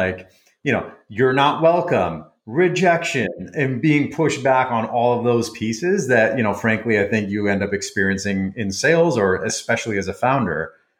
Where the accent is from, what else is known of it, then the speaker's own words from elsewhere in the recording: Midwest, United States; also born or lived in Iran; being from Iran and growing up in the Midwest shortly after the hostage crisis